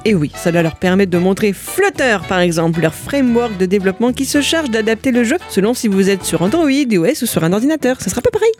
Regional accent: Brittany, France; chez nous en Bretagne

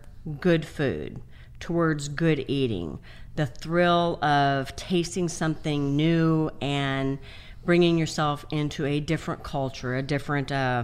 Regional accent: Baja California, Mexico; also born or lived in San Diego; now in Texas, United States; Originally, well, I was born in San Diego, California.

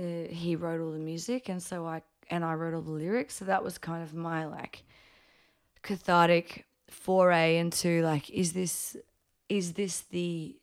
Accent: Brisbane, Queensland, Australia; also born or lived in Papua New Guinea; I'm 19. I'm from Brisbane.

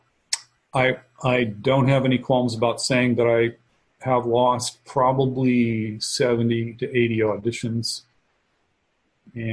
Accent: Chicago, Illinois, United States; also born or lived in Savannah; I'm from the Chicago area

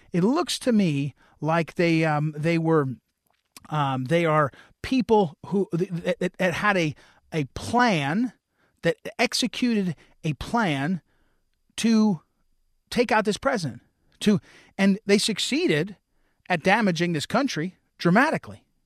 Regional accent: New Jersey, United States; I grew up in New Jersey

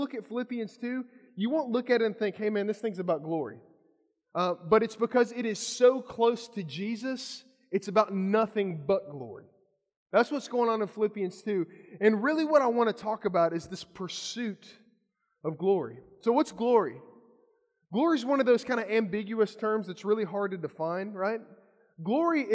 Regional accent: Kentucky, United States; I'm from Kentucky

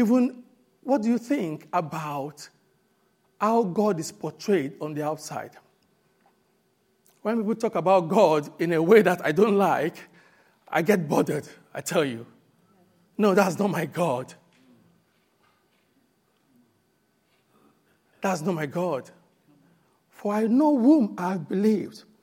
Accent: Nigeria; moved away; When I grew up in Nigeria and I got to become born again

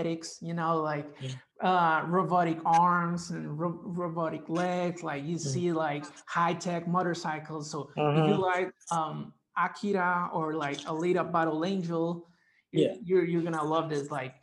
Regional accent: Guatemala; I'm a Guatemalan graphic designer by day

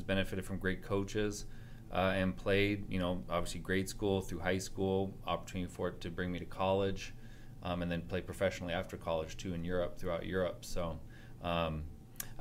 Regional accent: Portland, Oregon, United States; now in Spokane, United States; born in North Portland, so I'm from Portland originally

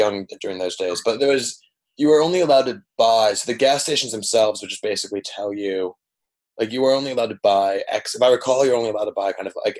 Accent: Dominican Republic; Yeah, so I grew up in the Dominican Republic. My parents run an NGO down there.

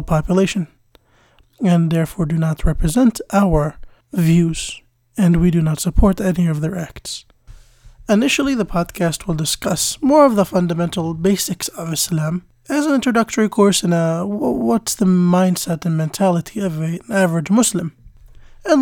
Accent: United States; also born or lived in Jordan; I was born in the United States and lived here for the majority of my life.

